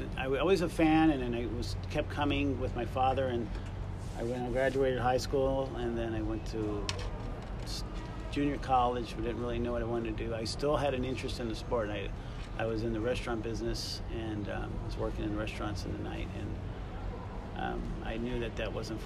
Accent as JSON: {"language": "English", "town": "Huntington Beach", "region": "California", "country": "United States", "tie": "born or raised there", "also_born_or_lived": "Gary, Indiana / Lakewood, California", "said": "We moved from Gary, Indiana. Okay. First, we lived in Lakewood for 1 year, and then my parents bought a house in Huntington Beach for $35,000. I think it was back in 1970 or something like that."}